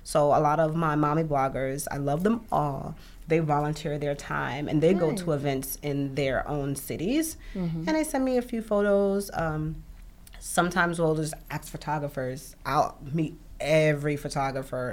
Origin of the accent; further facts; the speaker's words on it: New York City, New York, United States; also born or lived in Bronx; now in New York City, United States; I'm from Brooklyn